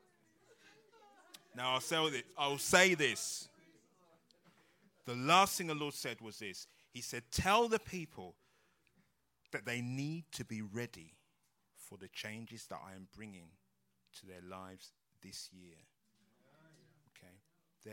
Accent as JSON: {"language": "English", "region": "London", "country": "United Kingdom", "said": "we're from London"}